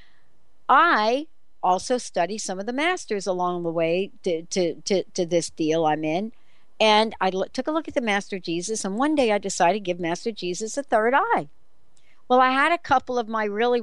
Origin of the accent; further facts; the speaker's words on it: New York City, New York, United States; I'm the girl from the Bronx